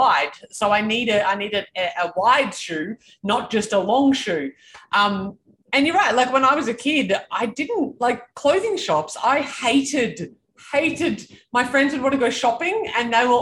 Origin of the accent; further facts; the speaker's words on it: Canberra, Australian Capital Territory, Australia; I grew up in Canberra